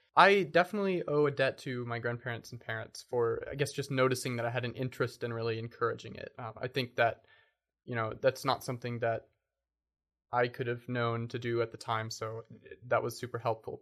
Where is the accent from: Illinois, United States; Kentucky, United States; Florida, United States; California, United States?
Kentucky, United States; Lexington; also born or lived in Bowling Green, Kentucky; I was born and raised in Lexington, Kentucky